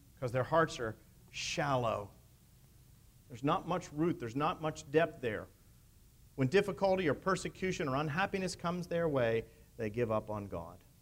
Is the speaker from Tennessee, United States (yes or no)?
no; near Pittsburgh, Pennsylvania, United States; moved away; I grew up in Pennsylvania, as most of you know, near Pittsburgh